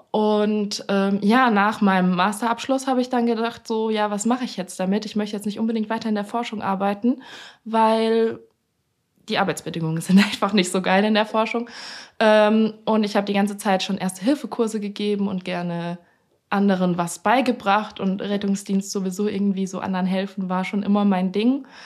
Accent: Franconia, Bavaria, Germany; ich bin eigentlich aus Bayern.

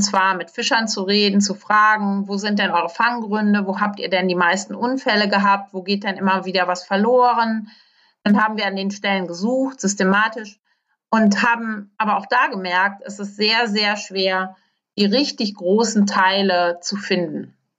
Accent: Germany; bei uns in Deutschland

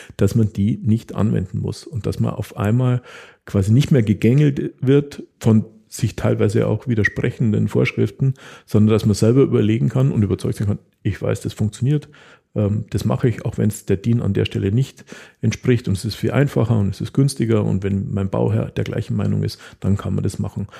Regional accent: Taching, Bavaria, Germany; für die Bauern in der Umgebung ähm, von Tanning, wo ich herkomme, Scheunen gebaut

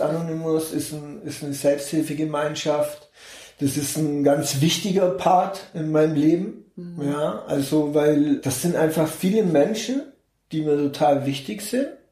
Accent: Augsburg, Bavaria, Germany; ich komme aus Augsburg geboren, Augsburg. genau. Ich bin in Augsburg geboren, 1972

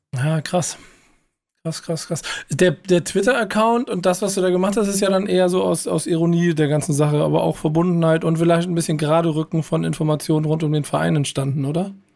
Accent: Hamburg, Germany; ich als Hamburger

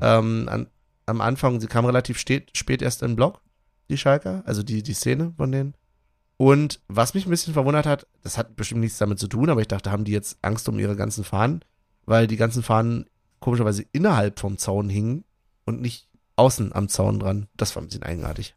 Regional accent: Germany; als Deutscher

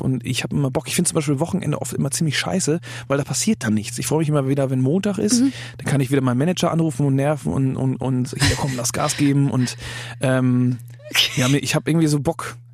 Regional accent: Germany; als Deutscher, der Englisch singt

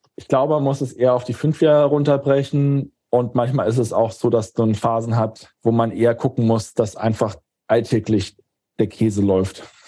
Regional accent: Germany; als Deutscher

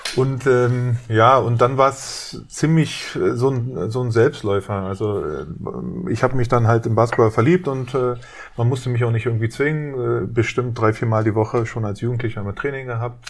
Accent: Berlin, Germany; ich bin in Westberlin aufgewachsen, in Wedding

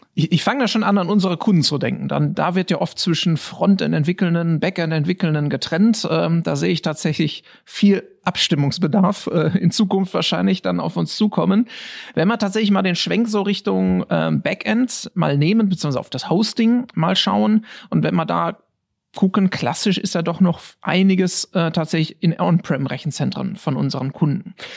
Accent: Germany; als Deutscher

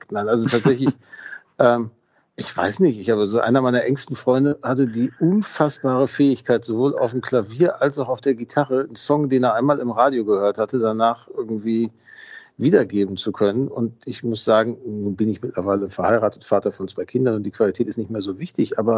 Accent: Gelsenkirchen, North Rhine-Westphalia, Germany; Ich bin in Gelsenkirchen-Schalke tatsächlich aufgewachsen, also auch in dem Stadtteil.

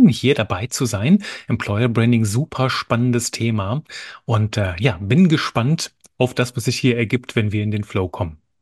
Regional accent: German-speaking area in eastern Belgium, Wallonia, Belgium; also born or lived in near Cologne, Germany; now in Germany; ich bin Belgier von Geburt an, komme aus einem kleinen Bereich im Osten von Belgien, wo man Deutsch spricht wohne mittlerweile in der Nähe von Köln

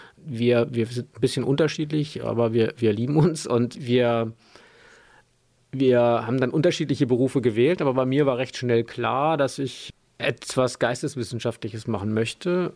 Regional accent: Landau, Rhineland-Palatinate, Germany; also born or lived in Bad Bergzabern; Ich bin in Landau in der Pfalz geboren

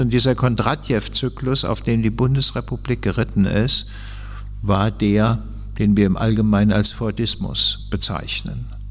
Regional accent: Hesse, Germany; als äh, Hesse

